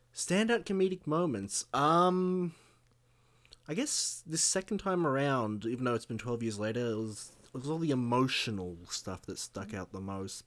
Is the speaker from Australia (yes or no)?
yes; Australia